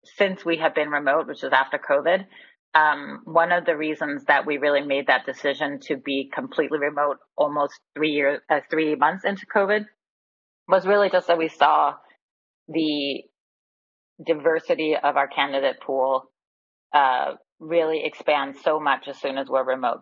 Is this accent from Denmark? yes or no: yes; Denmark; moved away; also born or lived in Bay Area, California, United States; I recently moved back to Copenhagen, Denmark. I'm from Denmark originally. So after 27 years in the Bay Area, I'm back in frosty, wintry Denmark.